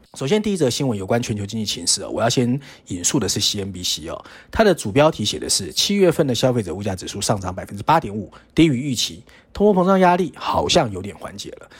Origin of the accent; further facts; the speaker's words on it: Taiwan; 我们台湾人